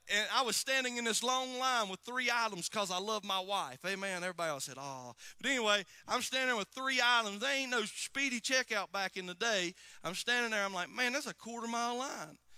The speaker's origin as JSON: {"language": "English", "country": "United States", "said": "I'm from Alexander County"}